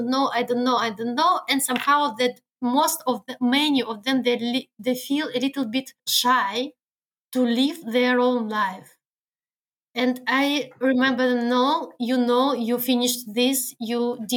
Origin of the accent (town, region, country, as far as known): Belarus; English is a second language; now in Germany